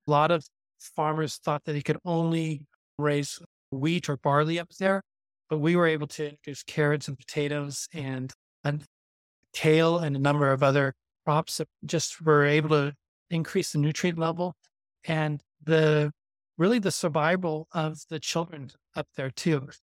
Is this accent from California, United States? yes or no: yes; Santa Monica, California, United States; moved away as an adult; also born or lived in Kyrgyzstan; I'm from Santa Monica, California